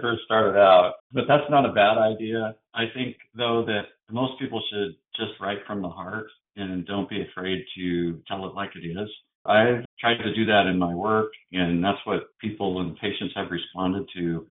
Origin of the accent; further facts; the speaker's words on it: Seattle, Washington, United States; moved away; I just went back to Seattle and my sister and I visited our sixth grade English teacher